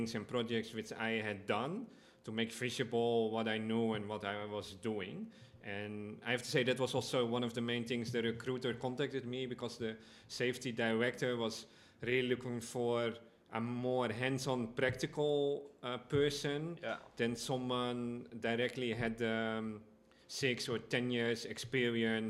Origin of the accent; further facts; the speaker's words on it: Amsterdam, North Holland, Netherlands; moved away as an adult; now in Aruba; I come from Amsterdam, the Netherlands